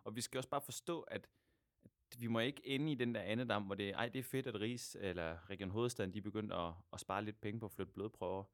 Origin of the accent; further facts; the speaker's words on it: Denmark; moved away as an adult; also born or lived in Aarhus / Buenos Aires; now in Argentina; mit gamle hjemland Danmark og så mit, mit nye land Argentina